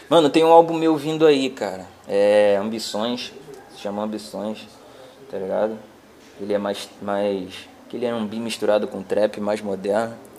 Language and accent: Portuguese; Nova Iguaçu, Rio de Janeiro, Brazil; sou do Rio de Janeiro, Baixada Fluminense, Austin, Nova Iguaçu